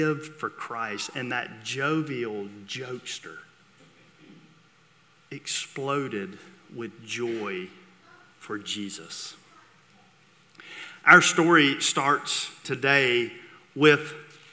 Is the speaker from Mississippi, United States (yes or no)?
yes; Vicksburg, Mississippi, United States; I grew up in Vicksburg, Mississippi, and went to Warren Central, the Mighty Vikings